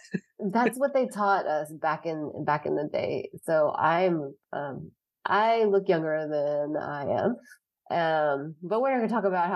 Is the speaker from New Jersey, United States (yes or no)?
no; Lansing, Michigan, United States; born there; I just like that I was born in Lansing